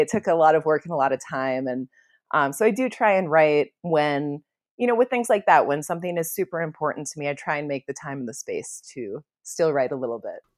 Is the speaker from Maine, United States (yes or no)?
no; Minnesota, United States; now in Santa Fe, United States; I come from Minnesota, which is obviously, like, lands with ten thousand, ten thousand lakes and, um, in the woods and very humid and rolling green hills, and so this is a very different environment than the one I was raised